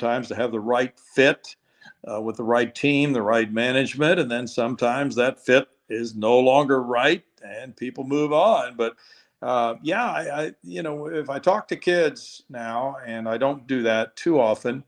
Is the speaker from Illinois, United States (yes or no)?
no; Missouri, United States; now in Texas, United States; I was growing up in Missouri then